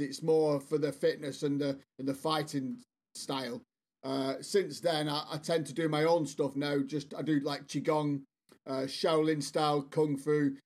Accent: Bolton, North West England, United Kingdom; moved away as an adult; now in South West England, United Kingdom; I'm from England, as you can probably guess. Uh, I'm actually originally from the northwest, a town called Bolton.

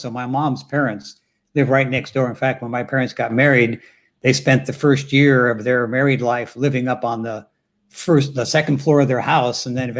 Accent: Youngstown, Ohio, United States; in Youngstown, you know, because people don't know.

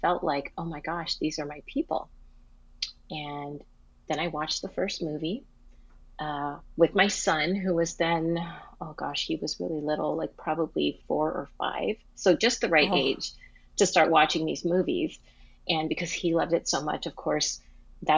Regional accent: Hawaii, United States; also born or lived in Tokyo, Japan / Seattle area, Washington, United States; now in Santa Clara, United States; I live in Santa Clara, California, but I'm originally from Hawaii, and I've also lived in Tokyo and the Seattle area

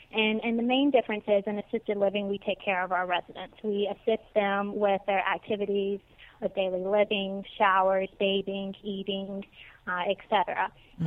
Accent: Natchez, Mississippi, United States; moved away as an adult; now in West Palm Beach, United States; I am originally from Natchez, Mississippi, and lived there for the first 20 years of my life

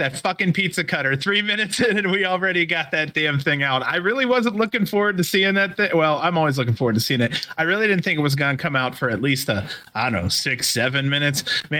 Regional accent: Michigan, United States; Nope. I'm from Michigan.

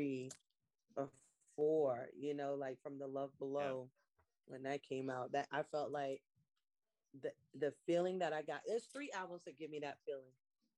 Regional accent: Savannah, Georgia, United States; yes, I'm Black, I'm urban, I love soul music, I love R&B music, but it's also because I grew up in Savannah, it was a coastal city

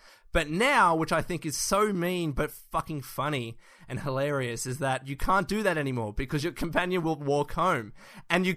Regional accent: Australia; we're from Australia

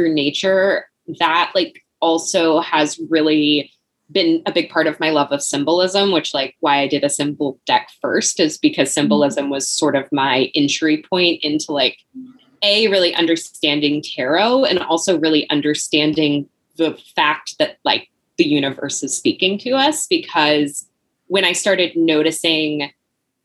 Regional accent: the South, United States; going through school and growing up in the South

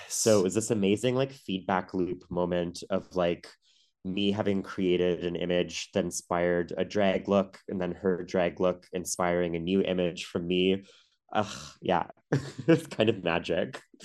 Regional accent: Ottawa, Ontario, Canada; I grew up in Ottawa, the nation's capital

